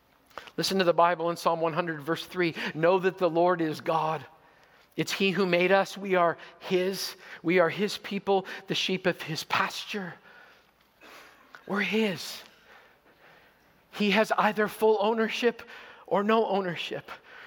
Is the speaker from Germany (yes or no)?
yes; Zweibrücken, Rhineland-Palatinate, Germany; born there; I was born in Zweibrücken, West Germany. My father was a member of Her Royal Majesty's Royal Canadian Air Force. So I was born in Germany on a Canadian military base.